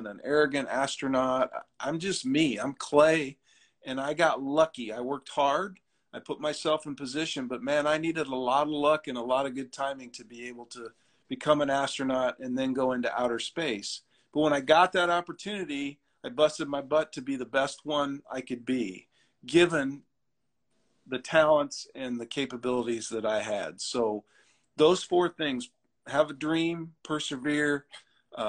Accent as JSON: {"language": "English", "town": "Ashland", "region": "Nebraska", "country": "United States", "said": "I'm from Ashland, Nebraska in the Midwest."}